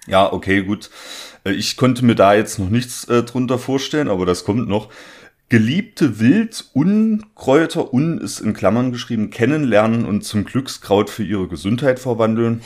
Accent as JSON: {"language": "German", "country": "Germany", "tie": "born or raised there", "moved": "yes", "lives_now": "Leipzig, Germany", "said": "auch meine, meine Heimatregion, da komme ich auch her"}